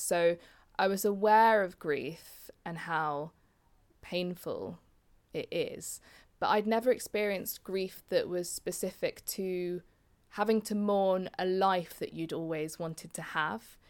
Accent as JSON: {"language": "English", "town": "Leicester", "region": "East Midlands", "country": "United Kingdom", "tie": "born or raised there", "said": "I was brought up in Leicester"}